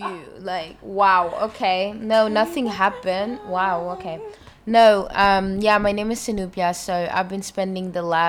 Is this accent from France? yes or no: no; Denmark; I'm born and raised in Denmark with Somali roots